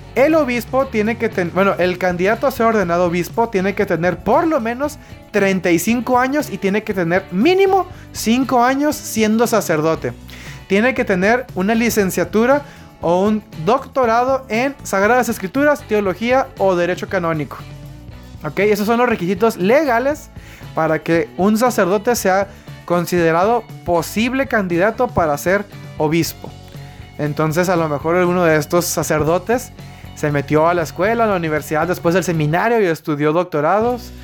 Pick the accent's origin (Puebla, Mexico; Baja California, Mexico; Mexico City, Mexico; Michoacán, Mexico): Baja California, Mexico; yo soy del estado de Baja California